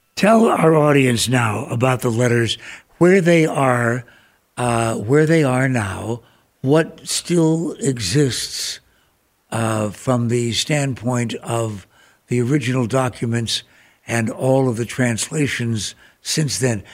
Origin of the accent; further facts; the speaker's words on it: Ireland; now in Phoenix, United States; as an Irishman